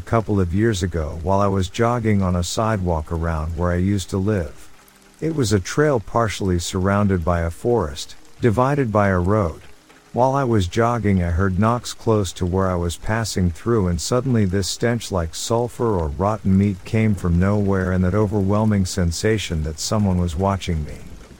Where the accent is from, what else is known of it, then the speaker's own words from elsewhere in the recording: Florida, United States; now in South Carolina, United States; I'm from Florida. Right, so I've got a story. I've lived in Florida most of my life until October 2020, when I moved to upstate South Carolina.